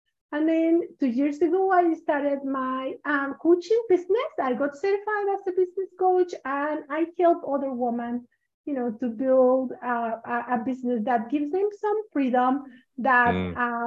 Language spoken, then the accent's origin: English; Mexico; moved away as an adult; now in United States; when I moved here to the US, because I'm from Mexico originally, when I moved here to the US